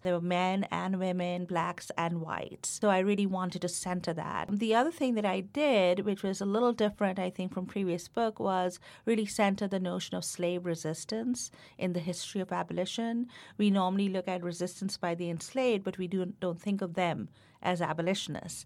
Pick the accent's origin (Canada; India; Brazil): India; moved away as an adult; now in United States; growing up in India